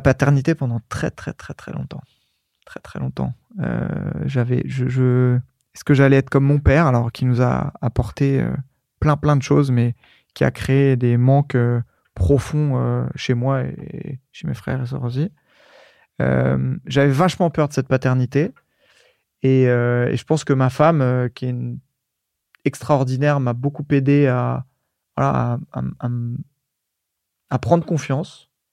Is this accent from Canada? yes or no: no; Bondoufle, Île-de-France, France; also born or lived in Courcouronne; Dans l'Essonne, euh, à Évry-Courcouronne. Je suis né à, je suis né à Courcouronne. J'ai grandi dans une petite ville à côté